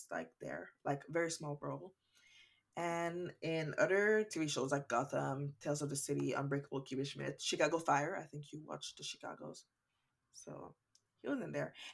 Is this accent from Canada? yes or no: yes; Canada; I'm Canadian.